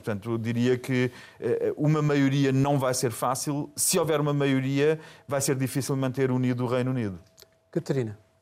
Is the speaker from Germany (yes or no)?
yes; Germany; eu sou alemão